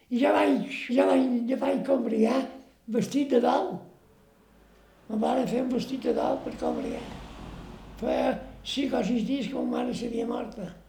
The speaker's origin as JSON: {"language": "Catalan", "town": "Bunyola", "region": "Balearic Islands", "country": "Spain", "tie": "born there", "said": "el 2 d'agost del 22, vaig néixer a Bunyola."}